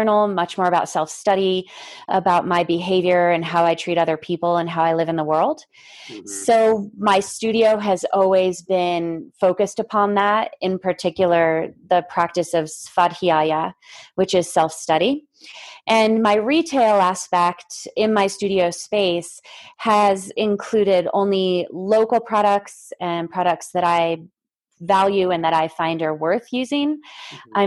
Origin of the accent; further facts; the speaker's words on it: East Coast, United States; moved away as an adult; now in Lake Tahoe, United States; we grew up in the East Coast